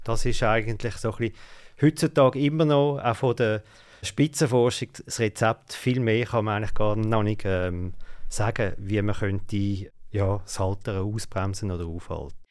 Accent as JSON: {"language": "German", "country": "Switzerland", "said": "bei uns in der Schweiz"}